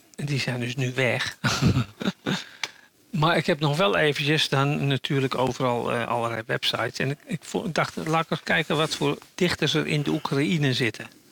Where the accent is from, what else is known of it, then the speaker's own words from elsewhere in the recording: Netherlands; now in Germany; als Nederlander